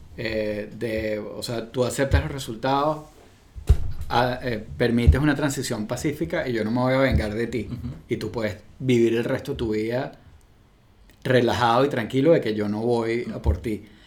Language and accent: Spanish; Venezuela; now in United States; yo como venezolano-americano